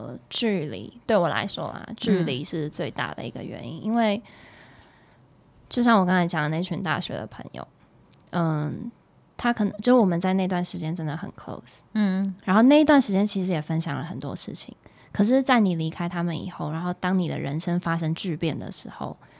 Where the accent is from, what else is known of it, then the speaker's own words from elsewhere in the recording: Taiwan; also born or lived in Sydney, Australia / Melbourne, Australia / Beijing, China; 因为我从台湾搬到雪梨，嗯，然后再搬到墨尔本，然后再到北京，嗯，然后才回台湾